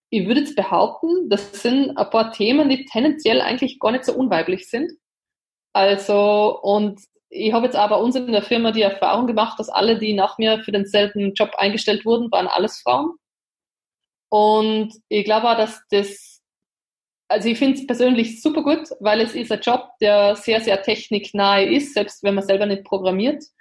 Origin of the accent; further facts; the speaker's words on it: Linz, Upper Austria, Austria; Also ich bin ja jetzt aus Linz, äh, ist ja die zweitgrößte oder die drittgrößte Stadt in Österreich und befindet sich ja mitten in Oberösterreich.